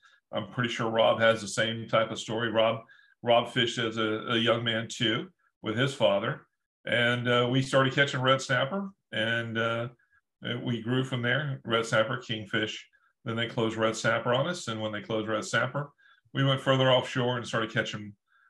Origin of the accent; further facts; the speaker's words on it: Alma, Georgia, United States; moved away as an adult; also born or lived in Statesboro, Georgia; I'm from Alma, Georgia. I grew up in Alma, Georgia, and I'm from the trailer park. No, I'm just joking. I grew up on a farm in Alma